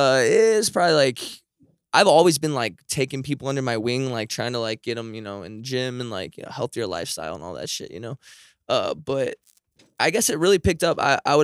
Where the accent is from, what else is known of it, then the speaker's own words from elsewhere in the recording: St. Charles, Missouri, United States; Yeah, St. Charles. I was there till probably about 15, and then I like pretty much just moved out of my parents' house and just kind of lived all over the place.